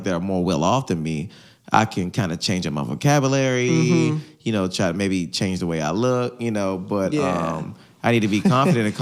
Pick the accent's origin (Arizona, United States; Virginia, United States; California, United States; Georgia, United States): Virginia, United States; Hampton; I'm from Hampton